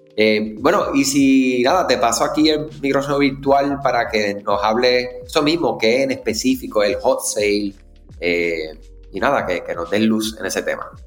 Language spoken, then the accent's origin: Spanish; Puerto Rico; si eres de Puerto Rico como yo